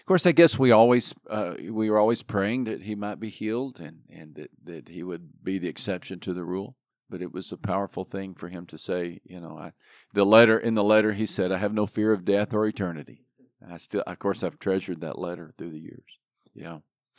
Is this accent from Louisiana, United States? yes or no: no; Texas, United States; moved away as an adult; Yeah, I grew up in Texas.